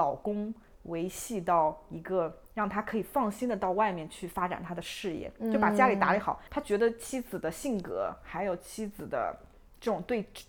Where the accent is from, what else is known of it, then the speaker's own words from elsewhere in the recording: China; moved away; 同样身为中国人的女性